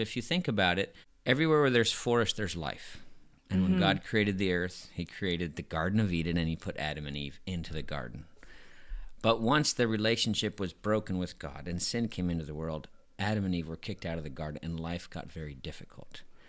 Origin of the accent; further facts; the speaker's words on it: Madagascar; And I grew up in Madagascar, and my best friends were from the poorest of the poor.